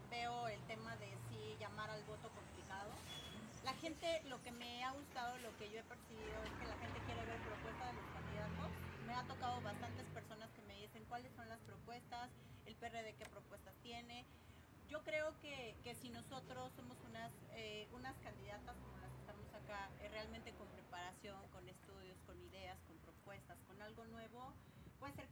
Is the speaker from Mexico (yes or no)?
yes; Mexico